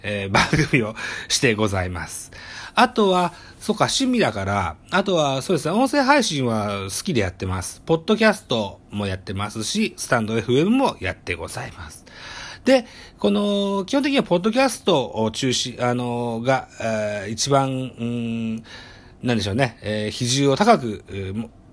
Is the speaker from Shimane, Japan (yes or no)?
yes; Shimane, Japan; 出身地、私は島根県に、えー、生まれの島根県育ちでございます